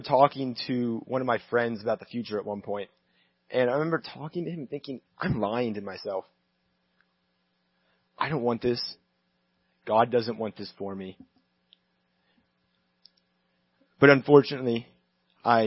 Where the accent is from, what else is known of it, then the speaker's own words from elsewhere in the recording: Texas, United States; moved away as an adult; now in Los Angeles, United States; I'm from Texas originally